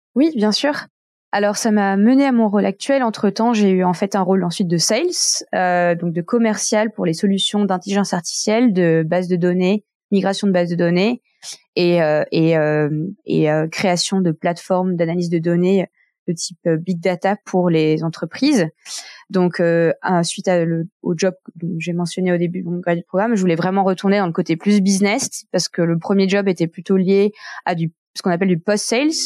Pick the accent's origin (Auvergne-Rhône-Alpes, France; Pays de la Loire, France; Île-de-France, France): Pays de la Loire, France; Nantes; moved away as an adult; now in Geneva, Switzerland; je suis née à Nantes euh, d'un père hongkongais et une mère française